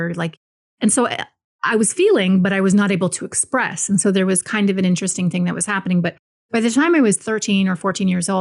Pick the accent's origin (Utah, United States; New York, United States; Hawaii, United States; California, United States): Hawaii, United States; Maui; I was born and raised in Hawaii, just like my father. He was born and raised in Hawaii. And specifically, I was born in Maui